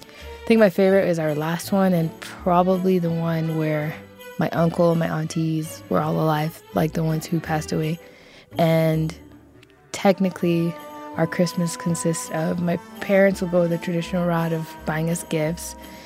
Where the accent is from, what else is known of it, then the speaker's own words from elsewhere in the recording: Kenya; moved away; I'm from Kenya